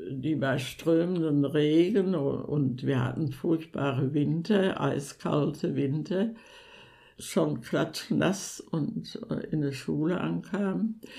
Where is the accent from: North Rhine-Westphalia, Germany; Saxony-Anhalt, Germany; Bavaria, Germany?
North Rhine-Westphalia, Germany; Sauerland; ich bin 1930 im Sauerland geboren.